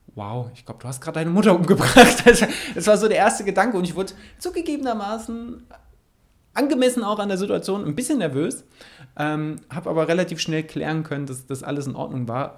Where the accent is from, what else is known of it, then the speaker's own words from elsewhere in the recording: Mettmann, North Rhine-Westphalia, Germany; In Mettmann, wo ich herkomme, heißt das Ding Blotschenmarkt